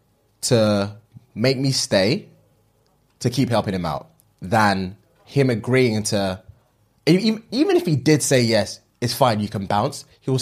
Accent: Nigeria; As soon as you said, if you haven't guessed already, I'm Nigerian, I can obviously empathize and understand the situation

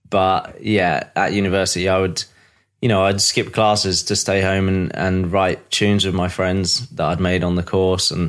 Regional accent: East of England, United Kingdom; now in London, United Kingdom; Uh, Norfolk, England.

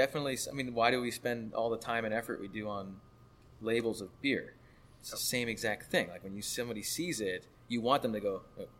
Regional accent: Miami, Florida, United States; also born or lived in Gainesville, Florida; Grew up most of my life in Miami, a little stint in like Central Florida.

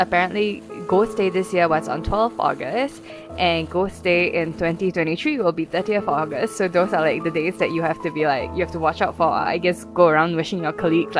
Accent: Singapore; I'm Chinese Singaporean

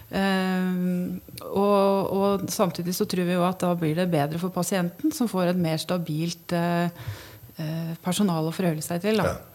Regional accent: Hamar, Innlandet, Norway; vi er mer bevisst på vår identitet som, som havmarsing

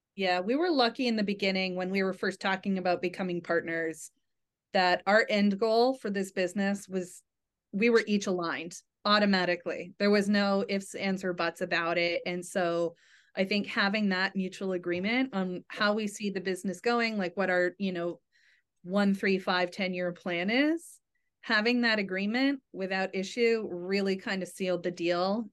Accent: New England, United States; I'm from New England, born and raised

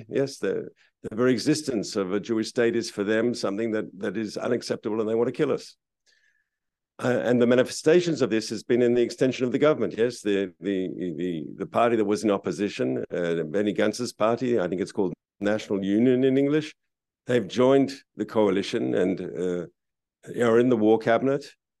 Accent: Australia; now in Israel; I immigrated to this country from Australia, as you said rightly, in 1982. So how many years ago is that now? That's quite a while ago, 41 years ago.

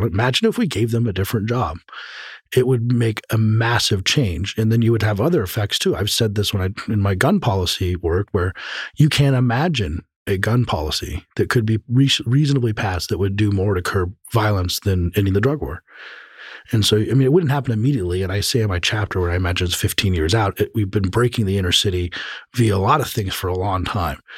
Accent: Colorado, United States; I'm from Colorado

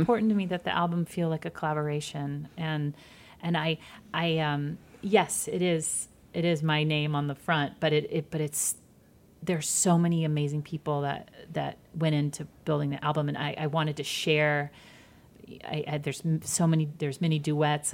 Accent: Georgia, United States; moved away; also born or lived in Michigan; I grew up in Georgia and small towns in Georgia and then moved to suburbs of Michigan.

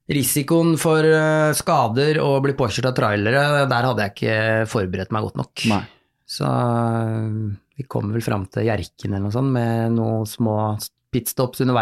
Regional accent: Halden, Østfold, Norway; så tenkte jeg for jeg kommer fra Halden, jeg må jo kunne løpe fra Halden til Oslo.

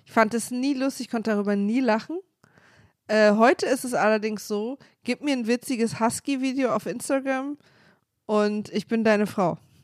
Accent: East Germany, Germany; ich bin halt Ossi, wir hatten keine Religion, das ist bei uns einfach kein Thema gewesen.

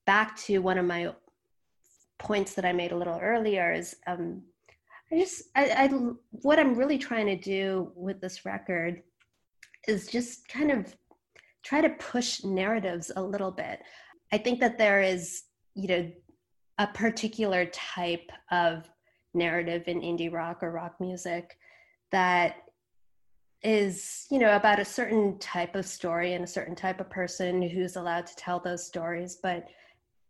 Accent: United States; I was born in the States. My parents were immigrants from India.

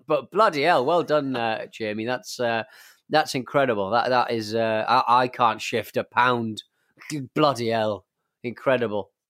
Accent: England, United Kingdom; we have a drinking culture in, in England

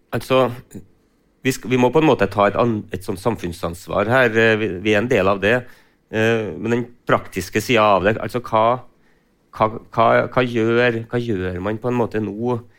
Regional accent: Frosta, Trøndelag, Norway; jeg kommer jo selv fra Frosta og jobber selv i gartnerinæringa

